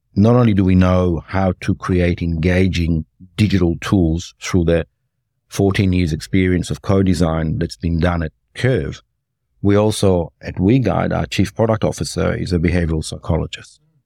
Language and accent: English; Cardross, Victoria, Australia; now in Melbourne, Australia; I grew up in a place called Cardross, which is just outside Muldrow